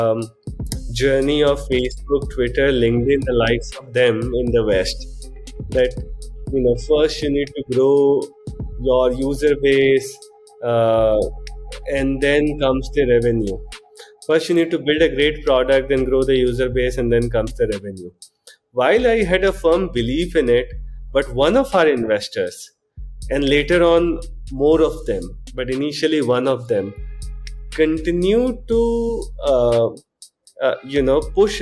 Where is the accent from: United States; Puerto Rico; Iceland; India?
India; Jharkhand; moved away as an adult; also born or lived in Chaibasa, Jharkhand / Jamshedpur, Jharkhand / Delhi; So I was born in a small town called Chaibasa in Jharkhand, a little known place. Then I moved to Jamshedpur for my high schooling